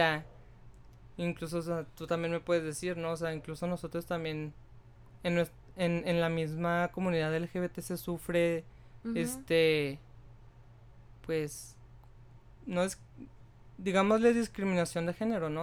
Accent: Mexico; como sociedad mexicana

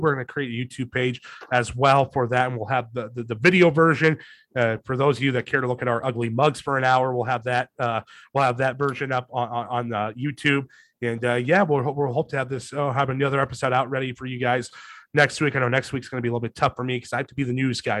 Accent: Madrid, Iowa, United States; moved away as an adult; now in Webster City, United States; my hometown Madrid Tigers

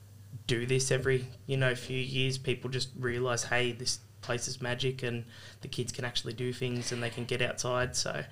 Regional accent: Sydney, New South Wales, Australia; also born or lived in Blacktown / Budgewoi; So originally, I was born in Blacktown. Mm-hmm. So I grew up in Doonside, so it's like the ghetto. Pretty rough neighbourhood, but we always sort of holidayed here. So it was pretty well half and half between Doonside and Budgiewoy.

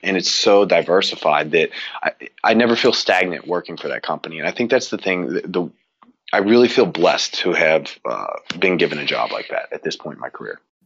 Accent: Cincinnati, Ohio, United States; I grew up in the Midwest in Cincinnati

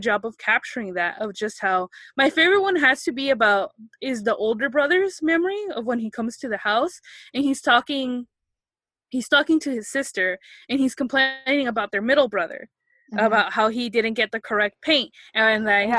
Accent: United States; I grew up here in the States

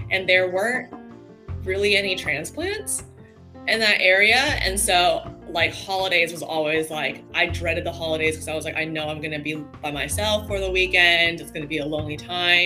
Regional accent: Texas, United States; moved away as an adult; also born or lived in San Clemente, California; now in Los Angeles, United States; I moved from Texas, where I was born and raised, to San Clemente, a small beach town.

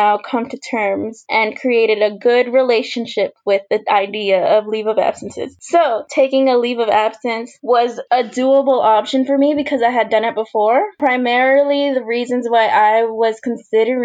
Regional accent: Houston, Texas, United States; I'm originally from Houston, Texas, but my family immigrated from El Salvador in the 80s

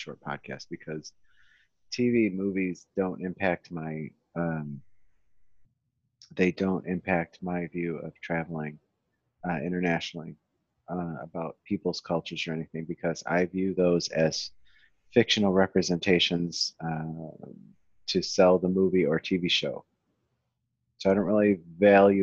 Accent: Western New York, United States; I'm originally from Western New York.

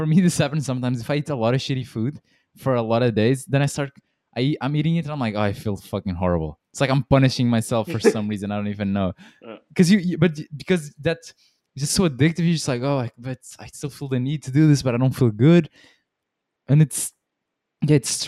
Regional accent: Portugal; where we are from Portugal, people smoke a lot

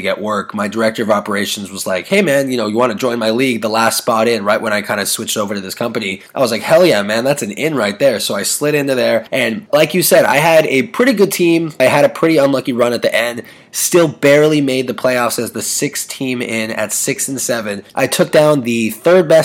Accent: California, United States; moved away as an adult; also born or lived in Arizona; I'm from California, went out there for about 5 years, did my thing, and came back to California

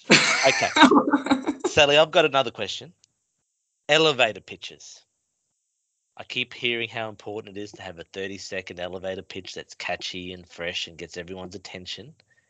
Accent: North Queensland, Australia; I'm from North Queensland. Anything below 20 degrees is cold for me.

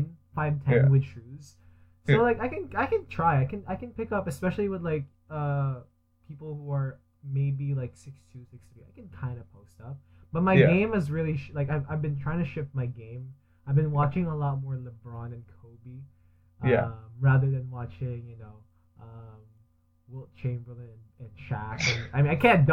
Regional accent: Philippines; now in Canada; I grew up in the Philippines

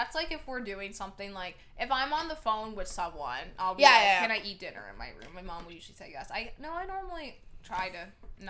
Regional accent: New Jersey, United States; first language English; I just speak English. We're from New Jersey.

